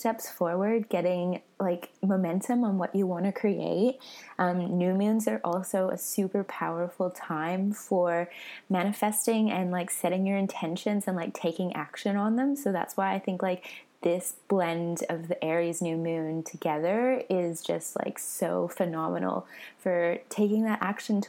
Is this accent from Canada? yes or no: yes; Vancouver, British Columbia, Canada; moved away as an adult; now in Australia; I was born in Vancouver and I moved to Australia when I was 22